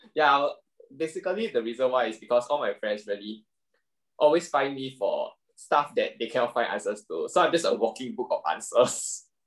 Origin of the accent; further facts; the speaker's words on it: Singapore; as a Singaporean guy, I still have to do my IPPT every single year